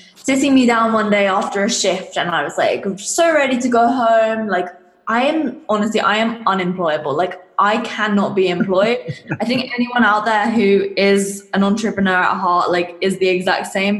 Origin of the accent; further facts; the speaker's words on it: England, United Kingdom; I'm from England if you can't tell from the accent